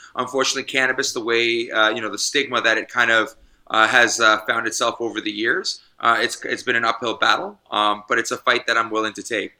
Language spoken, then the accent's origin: English; Canada; also born or lived in British Columbia; it's my medical right as a Canadian